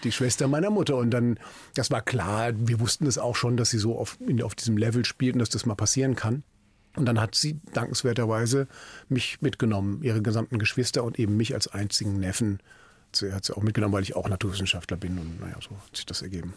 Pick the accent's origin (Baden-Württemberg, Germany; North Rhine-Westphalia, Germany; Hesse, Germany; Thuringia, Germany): Hesse, Germany; Frankfurt am Main; moved away as an adult; also born or lived in Berlin; now in Mülheim an der Ruhr, Germany; nach Frankfurt am Main umgezogen, meiner alten Heimatstadt